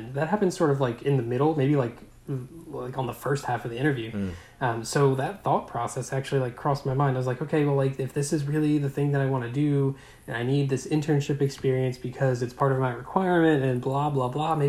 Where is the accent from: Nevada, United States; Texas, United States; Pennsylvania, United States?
Pennsylvania, United States; around Chester, Delaware County; I grew up around Chester.